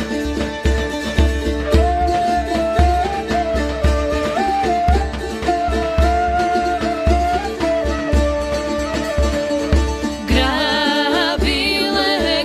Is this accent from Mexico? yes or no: no; Studena Bara, North Macedonia; moved away; I was born in Studena Bara